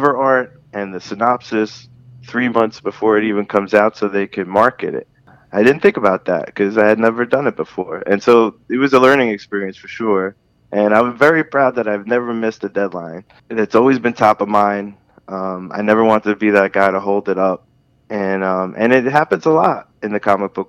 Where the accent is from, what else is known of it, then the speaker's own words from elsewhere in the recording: New York City, New York, United States; when I was a little kid, growing up in Brooklyn